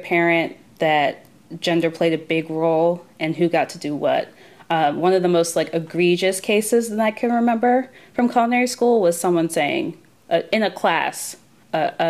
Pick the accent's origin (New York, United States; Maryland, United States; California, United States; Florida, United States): Maryland, United States; I grew up in Maryland